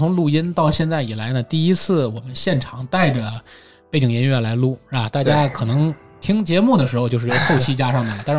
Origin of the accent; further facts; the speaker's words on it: China; 而我们中国人呢，有常说叫这个五谷杂粮啊